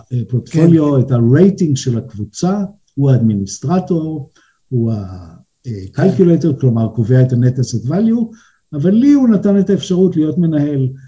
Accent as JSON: {"language": "Hebrew", "country": "Israel", "moved": "yes", "lives_now": "Switzerland", "said": "וגם אני ישראלי שהגיע פה והתחיל להתגלגל, אה, בין הבנקים"}